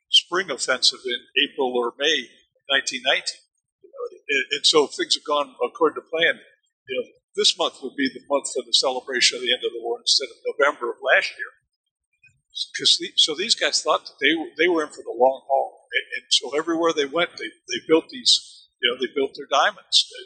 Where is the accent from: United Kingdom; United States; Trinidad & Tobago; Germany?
Germany; I grew up in Germany and understood how Germans looked at baseball as being something from another planet.